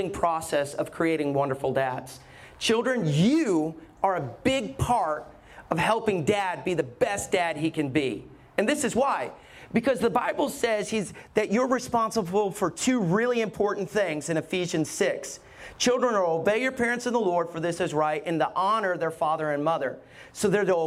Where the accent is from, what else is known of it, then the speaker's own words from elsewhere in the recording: Alabama, United States; I grew up in Alabama